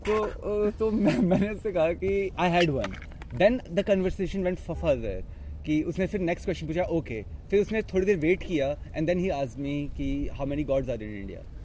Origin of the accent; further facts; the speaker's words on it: India; मैं फरीदाबाद से हूँ मैं दिल्ली से हूँ